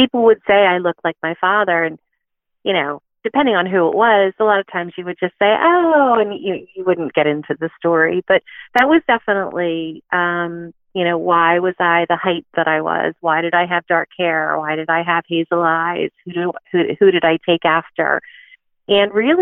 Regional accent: Philadelphia, Pennsylvania, United States; I grew up in Philadelphia

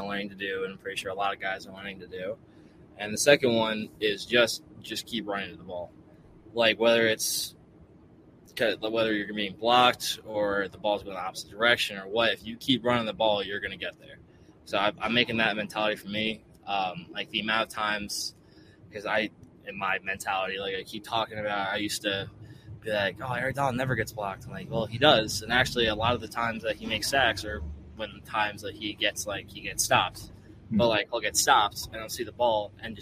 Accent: New Jersey, United States; moved away as an adult; now in South Bend, United States; I'm from Jersey

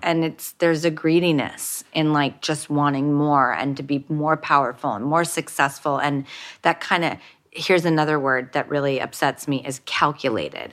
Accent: Los Angeles, California, United States; I grew up in Hollywood

